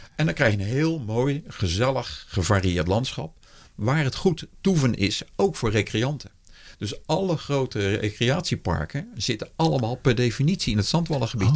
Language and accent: Dutch; Rijswijk, South Holland, Netherlands; ik ben geboren in Rijswijk tegen Den Haag aan. En dat was toen nog de rand van het weiland. Dus ik weet nog dat ik op een gegeven moment uh, reusachtige zwermen, goudplevieren, de eerste lepelaars, overal grutto's, overal tureluurs, overal veldleveringen. Dat is gewoon het geluid van mijn jeugd.